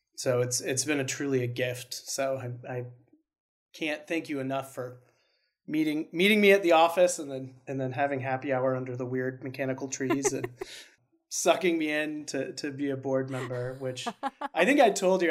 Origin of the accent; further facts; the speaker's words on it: Spokane, Washington, United States; moved away as an adult; move back home to my hometown in Spokane